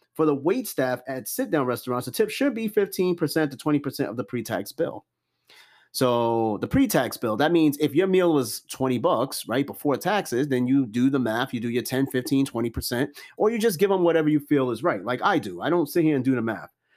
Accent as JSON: {"language": "English", "town": "New York City", "region": "New York", "country": "United States", "said": "I'm from Brooklyn too."}